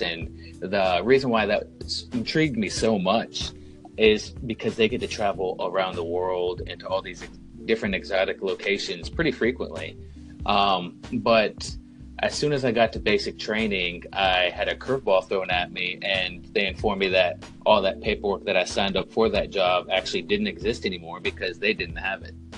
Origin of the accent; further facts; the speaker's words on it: North Carolina, United States; moved away as an adult; I am originally from North Carolina, and if you cut the state in half and go directly along the coast, that is the first 18 years of my life